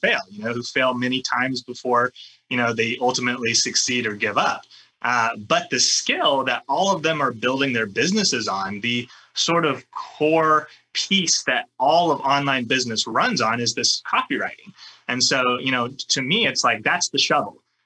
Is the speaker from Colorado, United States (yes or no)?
no; California, United States; I grew up in California.